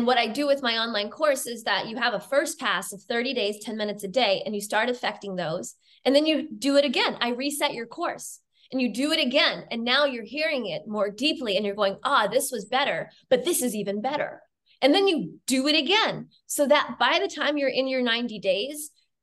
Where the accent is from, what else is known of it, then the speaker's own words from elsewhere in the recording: United States; now in Germany; I'm an American